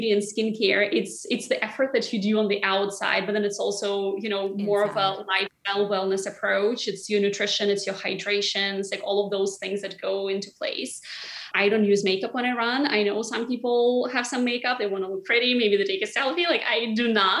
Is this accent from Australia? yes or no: no; Siberia, Russia; moved away as an adult; now in New York, United States; in my hometown, which is in Siberia, the temperatures go completely crazy